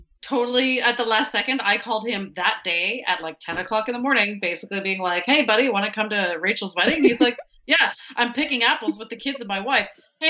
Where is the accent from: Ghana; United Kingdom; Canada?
Canada; as a Canadian citizen